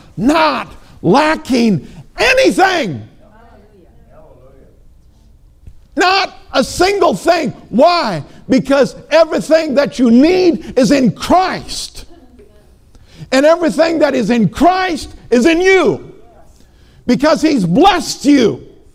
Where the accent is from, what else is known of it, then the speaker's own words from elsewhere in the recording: Minnesota, United States; moved away; Now, I know I'm from Minnesota